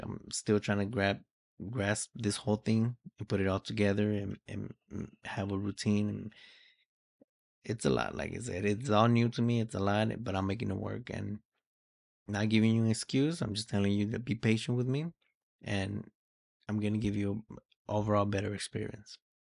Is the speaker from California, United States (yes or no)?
yes; Los Angeles, California, United States; also born or lived in Mexico; we migrated from Mexico here to California, more or less exactly Los Angeles. This is where I grew up. This is where I was raised.